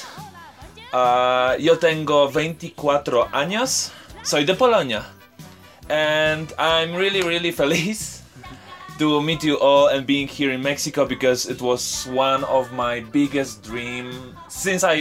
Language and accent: English; Radom, Masovian Voivodeship, Poland; English is a second language; moved away as an adult; my city, my hometown, is like 2 hours far from Varsovia. And it's called Radom